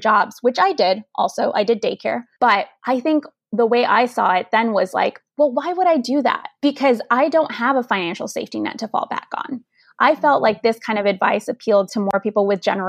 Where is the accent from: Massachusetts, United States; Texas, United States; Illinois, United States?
Illinois, United States; Chicago; first language Spanish; English is a second language; I grew up in Chicago, Illinois, on the northwest side in this neighborhood called Humboldt Park